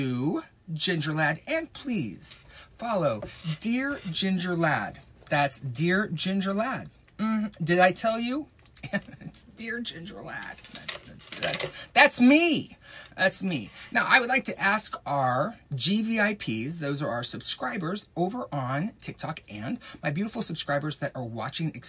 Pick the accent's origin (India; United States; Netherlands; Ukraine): United States; Texas; when I grew up in Texas